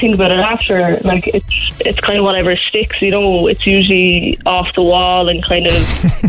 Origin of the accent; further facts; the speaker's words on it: Cork, Munster, Ireland; accent: Cork; it's definitely my ode to Cork. You know, it was my first time actually using my accent in a song